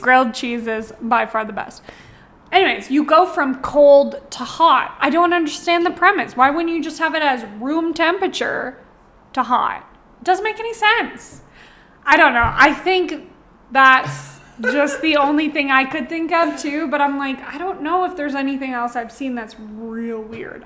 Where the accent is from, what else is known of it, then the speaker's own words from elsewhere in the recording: Ontario, Canada; now in Calgary, Canada; I'm from Ontario originally